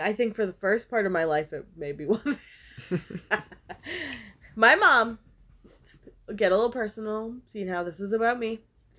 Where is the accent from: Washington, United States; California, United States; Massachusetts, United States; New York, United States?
Massachusetts, United States; Quincy; I was born in Quincy Hospital.